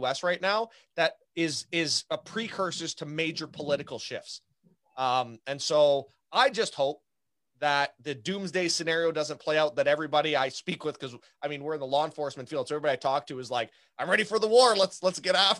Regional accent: Canada; as a Canadian

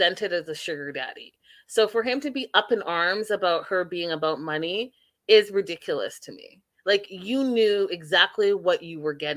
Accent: Canada; I'm Canadian

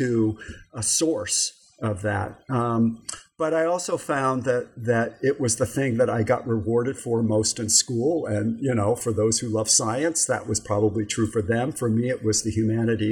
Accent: New York City, New York, United States; moved away as an adult; also born or lived in San Antonio, Texas; now in Claremont, United States; I grew up in and around New York City

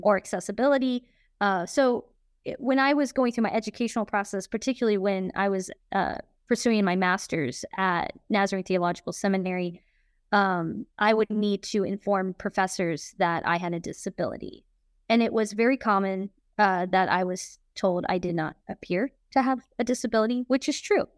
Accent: Kansas City, Missouri, United States; I'm from Kansas City, Missouri

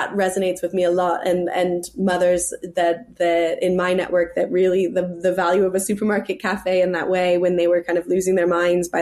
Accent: California, United States; moved away as an adult; also born or lived in New York City; now in England; I'm from California

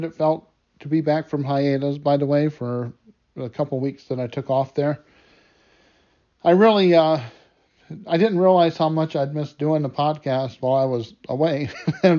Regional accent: United States; my home country, the United States

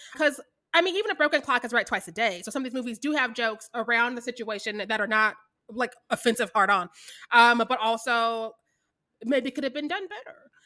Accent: Kansas City, Missouri, United States; also born or lived in Warrensburg, Missouri / Lubbock, Texas; I'm from Kansas City, Missouri

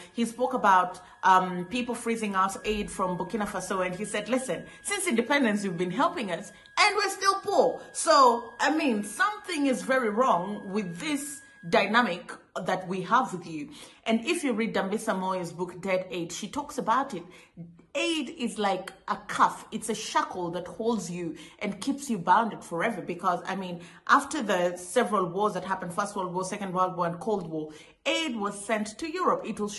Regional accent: Kenya; I'll give you a practical example. I come from Kenya.

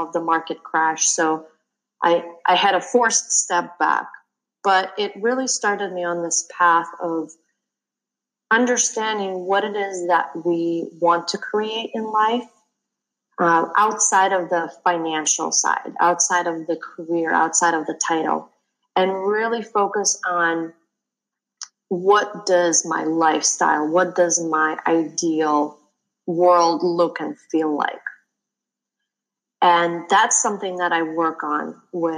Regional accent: Russia; moved away as an adult; also born or lived in London; I grew up in Russia

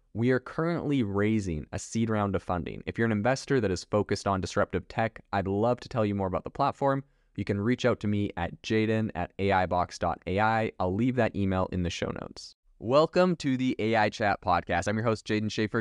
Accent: Vancouver Island, British Columbia, Canada; I'm actually from Vancouver Island

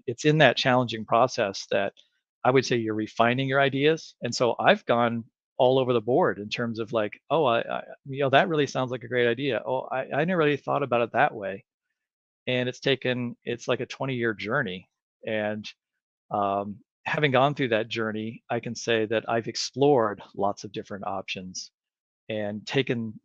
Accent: Colorado, United States; I grew up in Colorado, and there I lived at the edge of town

